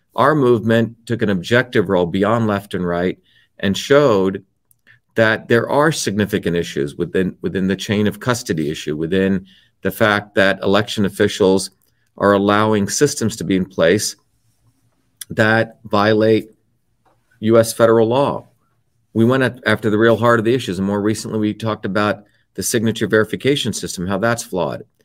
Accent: India; moved away; the village that I grew up in India

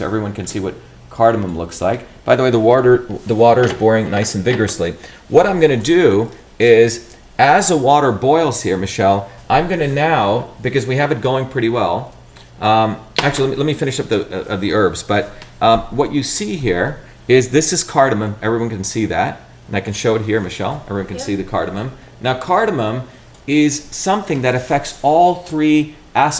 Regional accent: India; moved away; growing up in India

